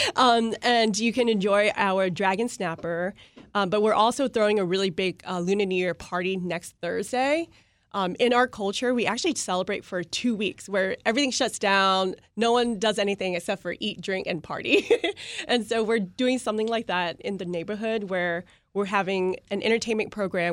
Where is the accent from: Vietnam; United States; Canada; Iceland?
Vietnam; moved away; growing up in Vietnam